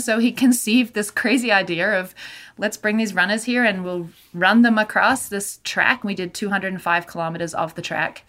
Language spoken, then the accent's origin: English; Australia; moved away as an adult; now in Canada; I'm originally from Australia, and I ended up in Canada when I was 21 and never really gone back.